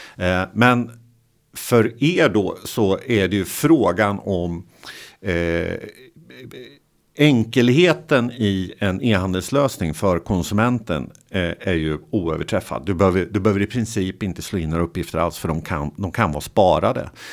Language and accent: Swedish; Motala, Östergötland, Sweden; jag är från Motala